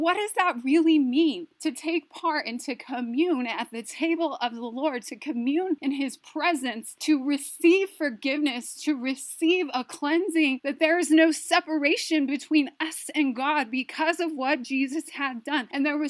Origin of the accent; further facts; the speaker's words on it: Taos Pueblo, New Mexico, United States; we are First Nations. We are from Taos Pueblo, which is the oldest inhabited village in North America.